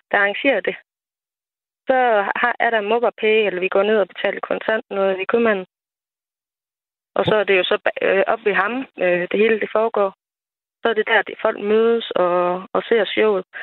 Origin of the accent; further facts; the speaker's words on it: Nørre Nissum, Central Denmark Region, Denmark; moved away as an adult; now in Sørvad, Denmark; jeg kommer jo oprindeligt fra Nørre med